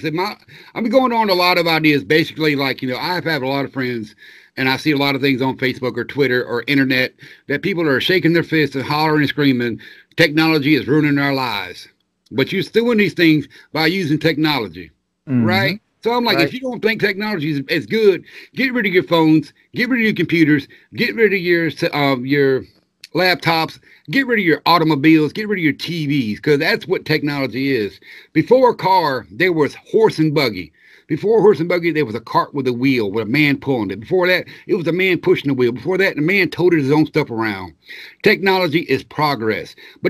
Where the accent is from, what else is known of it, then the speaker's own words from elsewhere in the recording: the South, United States; Yeah, I grew up in the South. We always had Crystal